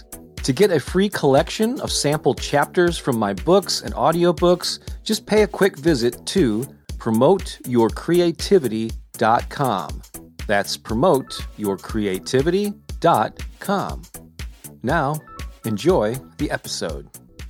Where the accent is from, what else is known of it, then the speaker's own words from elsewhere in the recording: St. Louis, Missouri, United States; my hometown of St. Louis